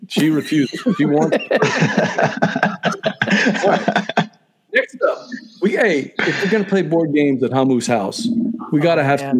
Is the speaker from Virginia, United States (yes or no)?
no; Cajun, Louisiana, United States; accent: Cajun; I can feel my Cajun accent just coming out every time.